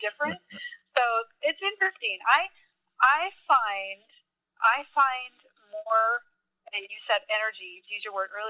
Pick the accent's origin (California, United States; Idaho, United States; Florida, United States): California, United States; moved away; I was raised in California, okay. So I never saw color till I came to the South.